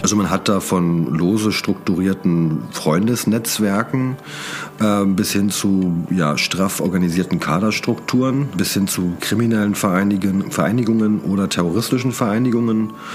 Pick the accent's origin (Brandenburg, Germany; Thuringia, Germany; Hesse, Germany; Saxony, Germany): Brandenburg, Germany; moved away as an adult; also born or lived in Berlin; Ich bin aus Brandenburg, ähm, bin da auch groß geworden, später nach Berlin gezogen